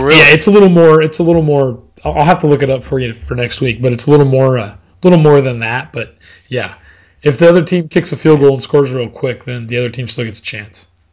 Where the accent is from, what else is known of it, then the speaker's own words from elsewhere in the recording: Colorado, United States; moved away; Growing up in Colorado, I've seen the Broncos on Monday Night Football in two feet of snow